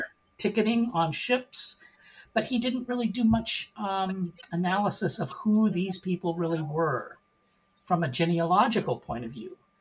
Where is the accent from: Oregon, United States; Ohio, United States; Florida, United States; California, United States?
Oregon, United States; Portland; moved away as an adult; also born or lived in Seattle, Washington; now in Indianapolis, United States; born and raised in Portland, Oregon